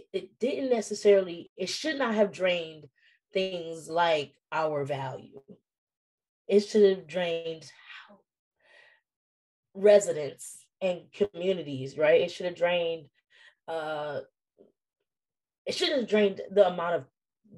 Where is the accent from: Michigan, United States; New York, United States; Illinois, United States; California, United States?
Michigan, United States; Detroit; moved away; my hometown, Detroit